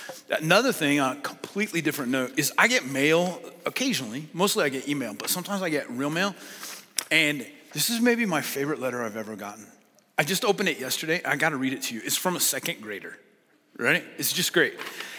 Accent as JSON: {"language": "English", "town": "Lynden", "region": "Washington", "country": "United States", "said": "So we're from Linden, Washington, but we still watch your church."}